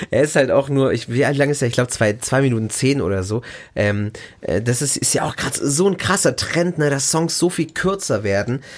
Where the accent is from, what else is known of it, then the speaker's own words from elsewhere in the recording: Germany; hier bei uns in Deutschland